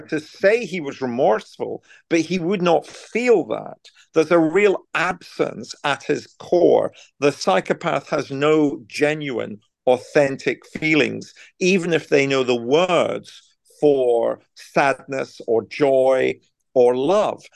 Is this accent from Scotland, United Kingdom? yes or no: yes; Scotland, United Kingdom; moved away as an adult; now in Buckingham, United Kingdom; my hometown in Scotland